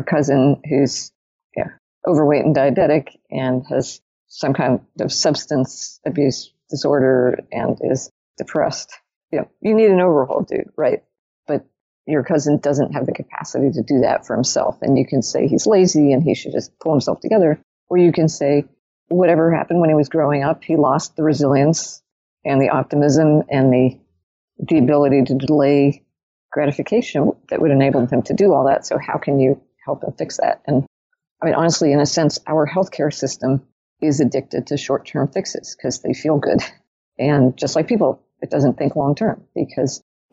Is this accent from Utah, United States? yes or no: no; New York, United States; also born or lived in Zurich, Switzerland; I'm a New Yorker